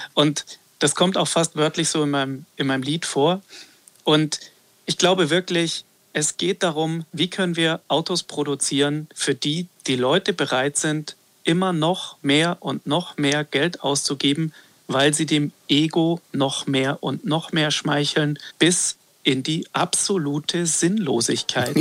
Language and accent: German; Gmund am Tegernsee, Bavaria, Germany; Ich bin am Tegernsee groß geworden, in Gmund am Tegernsee, am Nordende des Tegernsees